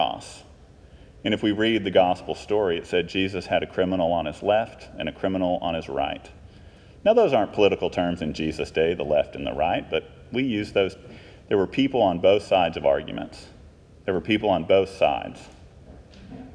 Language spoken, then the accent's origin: English; Texas, United States; I'm from Texas